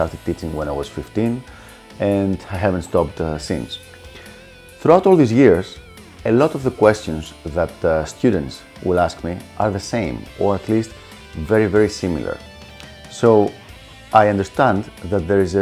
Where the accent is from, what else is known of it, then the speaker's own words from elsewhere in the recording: Greece; accent: Greek; first language Greek; English is a second language; I have this very unique Greek accent